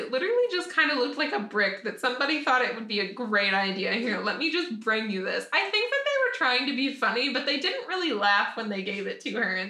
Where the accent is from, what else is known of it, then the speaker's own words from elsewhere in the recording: the South, United States; now in Nashville, United States; growing up in the South